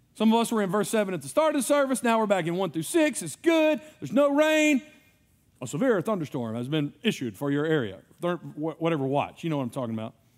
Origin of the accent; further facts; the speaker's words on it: United States; as an American